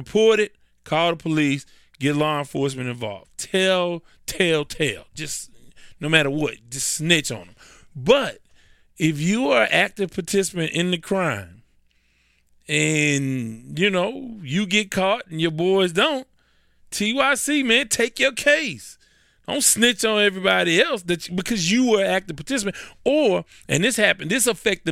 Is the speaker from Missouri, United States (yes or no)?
no; Houston, Texas, United States; because I'm in Houston